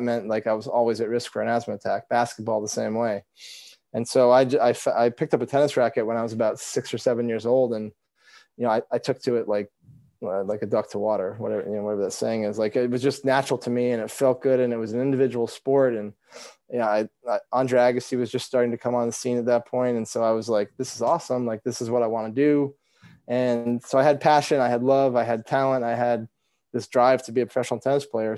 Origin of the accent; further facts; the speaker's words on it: Vermont, United States; growing up in Vermont